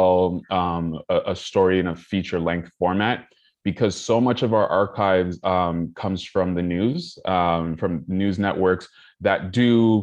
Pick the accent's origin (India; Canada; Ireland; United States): Canada; Toronto, Ontario; growing up in Toronto